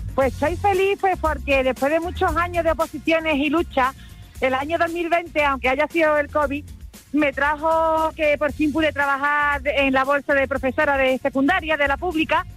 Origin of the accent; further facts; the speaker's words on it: Seville, Andalusia, Spain; moved away as an adult; now in Pozoblanco, Spain; yo soy de Sevilla, pero estoy aquí en Pozo Blanco, en Córdoba.